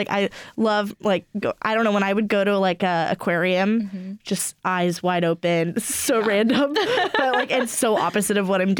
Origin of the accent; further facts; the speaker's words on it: Sacramento, California, United States; I'm from Sacramento.